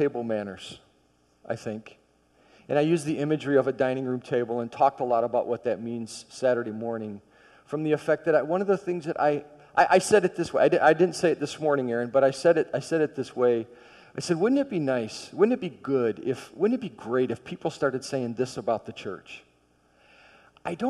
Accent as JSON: {"language": "English", "region": "Michigan", "country": "United States", "tie": "born or raised there", "said": "I grew up in Michigan"}